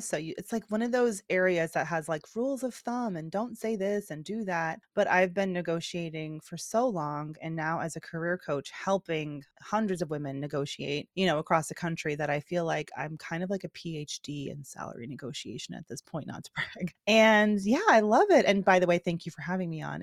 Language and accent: English; Georgia, United States; moved away; I'm from Georgia originally